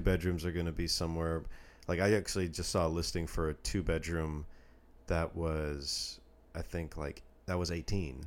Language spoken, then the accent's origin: English; Redmond, Washington, United States; moved away; where I grew up in Redmond, Washington